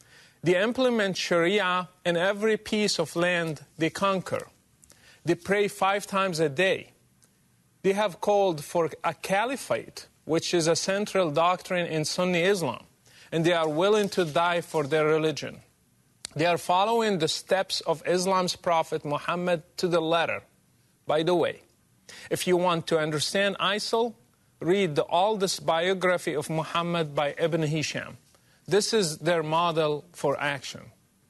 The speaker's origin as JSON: {"language": "English", "country": "Morocco", "tie": "born or raised there", "second_language": "English", "moved": "yes", "said": "Mr. President, I grew up in Morocco supposedly a moderate country, yet I still learned at a young age to hate the enemies of Allah, especially Jews and Christians."}